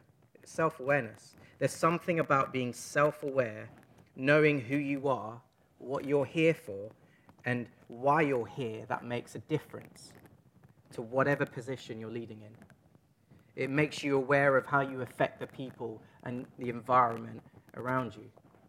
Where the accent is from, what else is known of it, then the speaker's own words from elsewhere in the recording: East London, London, United Kingdom; accent: Cockney; So I'm from East London. I just think of these things in Cockney sometimes.